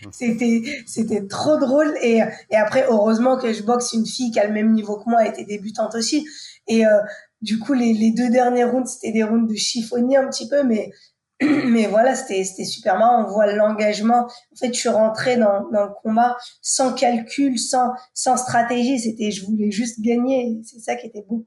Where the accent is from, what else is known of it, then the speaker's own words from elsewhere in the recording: Le Havre, Normandy, France; je viens du Havre, donc de Normandie où euh, j'ai grandi la plus grande partie de, de, ma vie